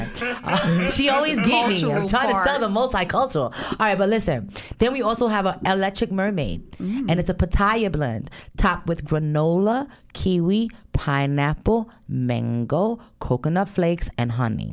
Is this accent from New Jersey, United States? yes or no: yes; New Jersey, United States; accent: Jersey; my accent, the Jersey accent